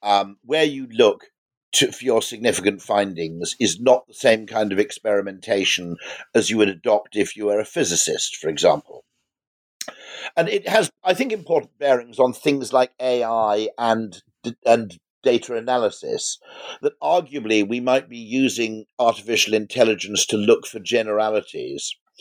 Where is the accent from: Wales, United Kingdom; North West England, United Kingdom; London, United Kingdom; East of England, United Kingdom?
Wales, United Kingdom; Llanbadarn; born there; And I was born in Llanbadarg, which is a tiny Welsh village, which also gave birth to Alfred Russel Wallace.